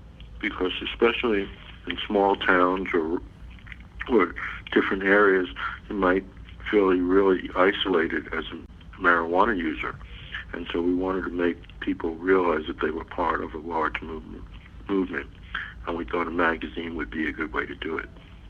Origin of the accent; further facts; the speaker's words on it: New York City, New York, United States; I grew up in the Bronx.